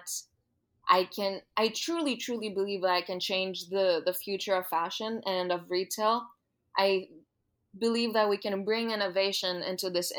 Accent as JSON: {"language": "English", "country": "Greece", "tie": "born or raised there", "moved": "yes", "said": "I was born and raised in Greece. So I went to high school in Greece"}